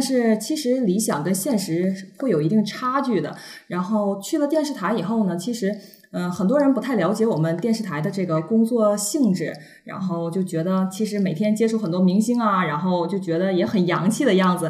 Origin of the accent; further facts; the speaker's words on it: Shenyang, Liaoning, China; 我是来自沈阳，就是那个东北东北那那边旮儿的的人，对，沈阳人儿